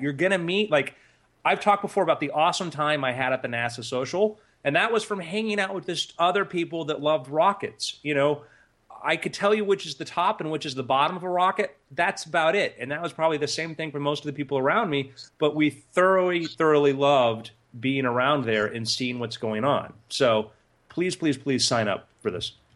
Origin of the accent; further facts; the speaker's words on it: South Florida, United States; Justin and I grew up in South Florida